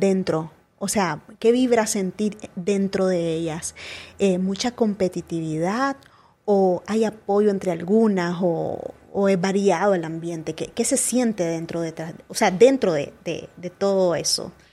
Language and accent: Spanish; Chichigalpa, Chinandega, Nicaragua; now in Managua, Nicaragua; yo me vine de Chinandega para acá, porque yo soy de Chichigalpa